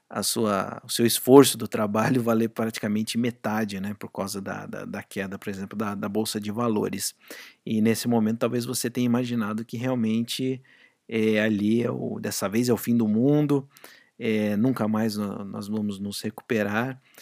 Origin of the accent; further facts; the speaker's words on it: Brazil; moved away as an adult; quando eu saí do Brasil e fui trabalhar fora, é, meu salário praticamente quadriplicou